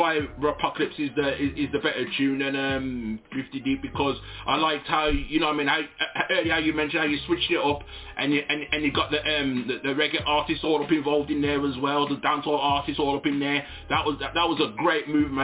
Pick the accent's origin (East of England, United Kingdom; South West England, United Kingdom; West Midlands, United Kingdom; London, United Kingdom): West Midlands, United Kingdom; Wolverhampton; I'm of Jamaican descent. I was born out here in the UK to Jamaican parents.